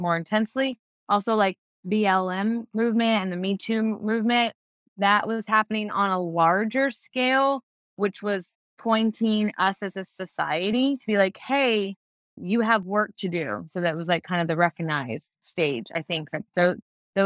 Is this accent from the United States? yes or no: yes; United States; I'm raised in a country with primarily patriarchal religion being the supreme